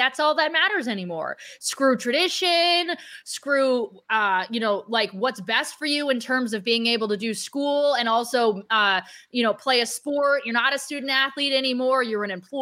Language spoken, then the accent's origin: English; Ohio, United States; moved away as an adult; also born or lived in Tennessee; now in Arizona, United States; I grew up in Ohio. So I grew up around the tradition of Ohio State football, came out here for school